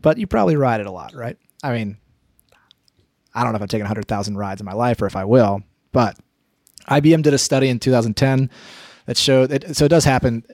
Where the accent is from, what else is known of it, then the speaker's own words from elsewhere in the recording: near Asheville, North Carolina, United States; between my hometown and Asheville, North Carolina